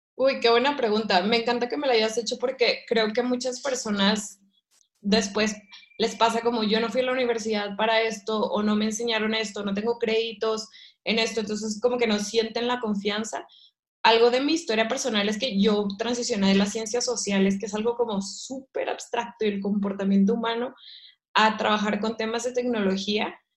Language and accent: Spanish; Ciudad Victoria, Tamaulipas, Mexico; moved away as an adult; also born or lived in London; yo soy de Ciudad Victoria, Tamaulipas, que es el norte de México